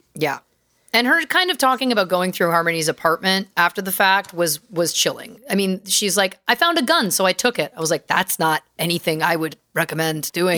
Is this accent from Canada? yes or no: yes; Canada; I'm Canadian and we're humble folk